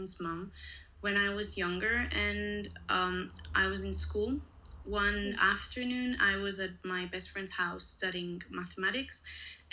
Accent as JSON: {"language": "English", "country": "Spain", "said": "I'm from Spain"}